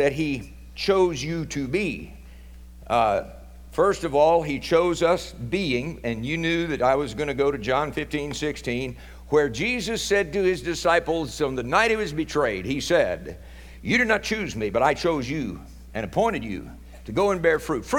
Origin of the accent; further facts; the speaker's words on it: Oklahoma, United States; There's a couple of us Okies